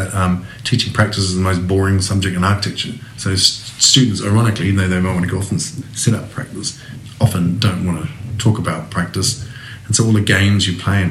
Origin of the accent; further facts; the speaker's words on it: Kawerau, Bay of Plenty, New Zealand; moved away as an adult; also born or lived in Europe; I grew up partly in Kawerau